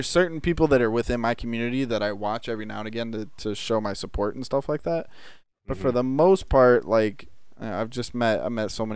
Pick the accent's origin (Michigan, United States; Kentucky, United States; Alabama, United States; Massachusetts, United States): Michigan, United States; I grew up in Michigan